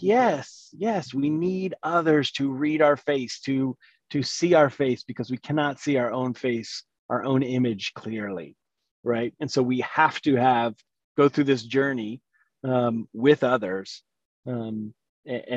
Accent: the South, United States; I grew up Southern Baptist in the South

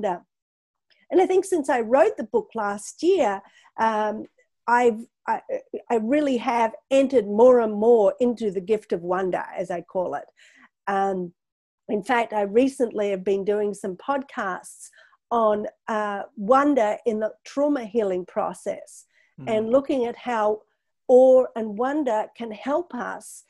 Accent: Australia; moved away; I come from Australia originally

